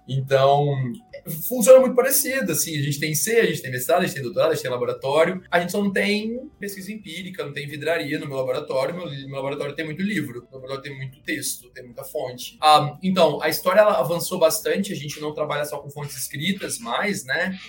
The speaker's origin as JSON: {"language": "Portuguese", "country": "Brazil", "said": "a gente é brasileiro"}